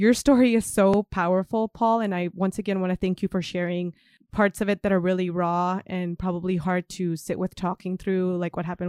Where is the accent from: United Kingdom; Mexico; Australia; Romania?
Mexico; moved away; I come from Mexico